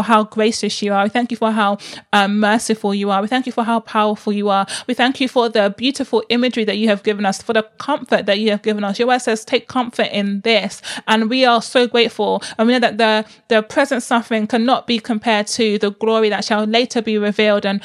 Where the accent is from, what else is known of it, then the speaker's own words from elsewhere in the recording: Nigeria; I'm so Igbo. I'm so Nigerian